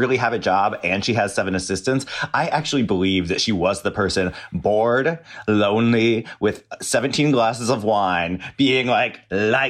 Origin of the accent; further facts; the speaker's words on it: rural Washington, United States; There were a lot of Mormons in my hometown in Washington, rural Washington